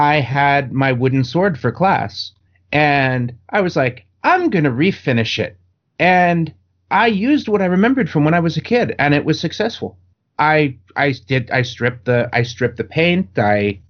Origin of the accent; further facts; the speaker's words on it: New York, United States; now in Southern California, United States; I grew up in New York.